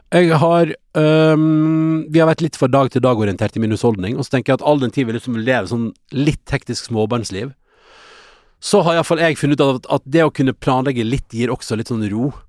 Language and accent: Norwegian; Førde, Vestland, Norway; moved away; når jeg er hjemme i Førde